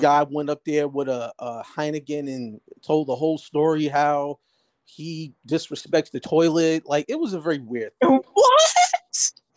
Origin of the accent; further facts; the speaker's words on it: Jersey City, New Jersey, United States; I'm from Jersey. I'm born and raised Jersey City.